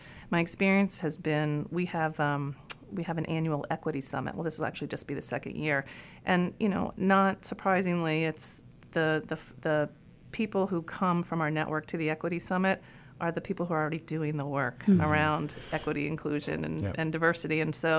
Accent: Iowa, United States; born there; I told you I was born in Iowa, and I just recently looked at a picture of my birth certificate.

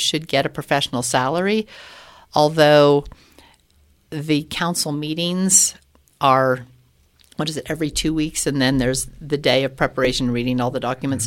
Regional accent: Loveland, Colorado, United States; now in Colorado Springs, United States; I grew up in Loveland

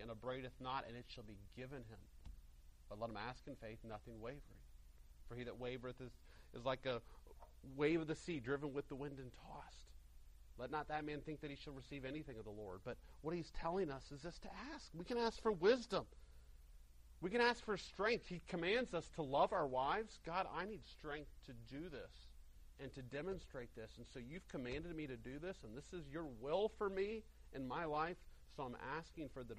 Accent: Greenville, South Carolina, United States; my hometown of Greenville, South Carolina.

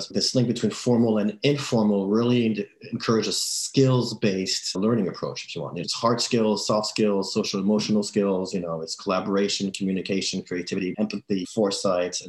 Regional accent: France; I'm from France

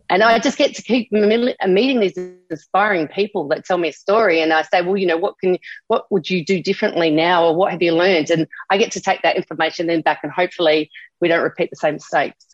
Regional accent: Adelaide, South Australia, Australia; now in Gold Coast, Australia; growing up in Adelaide

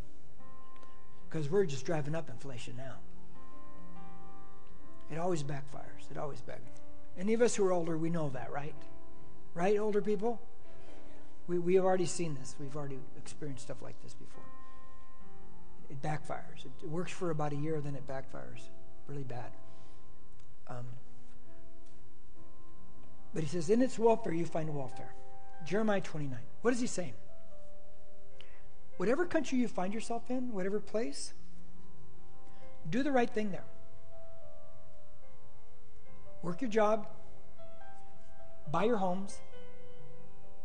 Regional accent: United States

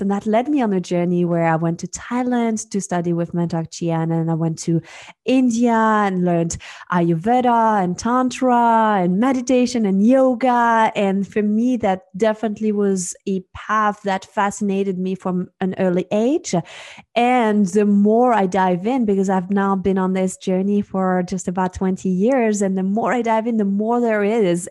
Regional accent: Switzerland; moved away; I am originally from Switzerland. Um, so that's where I grew up.

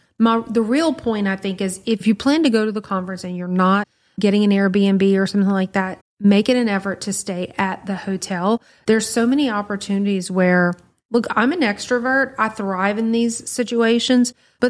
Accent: Louisiana, United States; like, we're from Louisiana, y'all. We are not built for that.

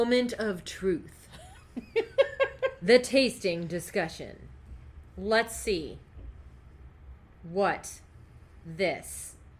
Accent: Brazil; moved away; About my home country.

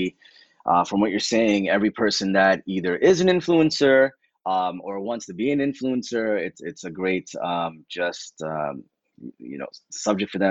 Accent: New York City, New York, United States; I'm from the New York City area

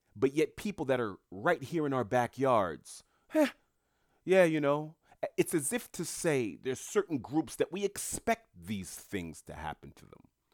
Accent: New York City, New York, United States; moved away; I grew up in Queens, New York

